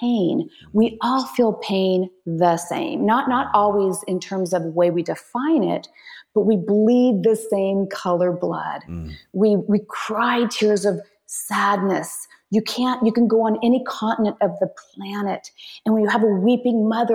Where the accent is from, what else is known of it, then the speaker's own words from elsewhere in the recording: United States; I'm American